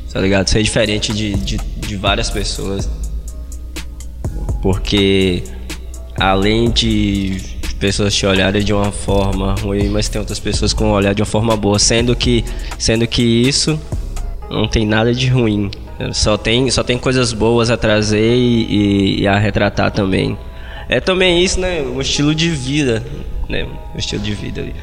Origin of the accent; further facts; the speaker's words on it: Monte Castelo, Brazil; eu morava no Monte Castelo, foi aonde eu fui criado desde moleque.